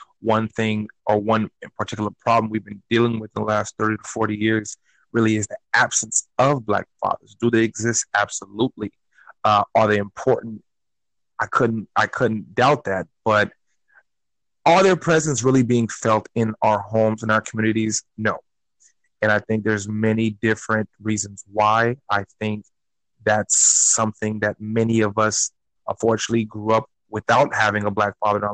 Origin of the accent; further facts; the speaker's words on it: Newark, New Jersey, United States; also born or lived in Florida; now in South Florida, United States; I'm originally from Newark, New Jersey, moved to Florida in the early 90s, where I went to school